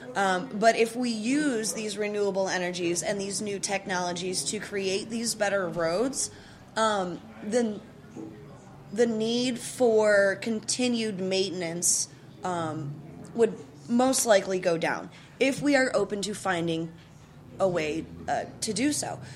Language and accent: English; Chicago, Illinois, United States; now in St. Louis, United States; I'm not originally from St. Louis. Um, I was born and raised in Chicago, the Chicagoland area.